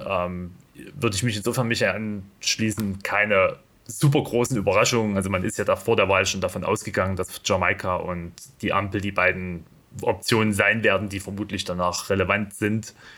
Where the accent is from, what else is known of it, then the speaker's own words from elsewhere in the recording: East Germany, Germany; als äh, Ostdeutscher hier in dieser Runde